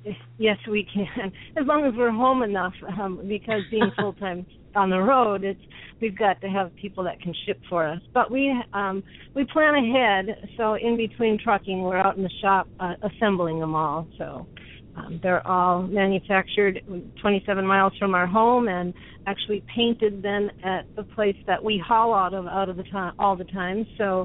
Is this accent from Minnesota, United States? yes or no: yes; Minnesota, United States; Right now, we are in California, and but we are from Minnesota.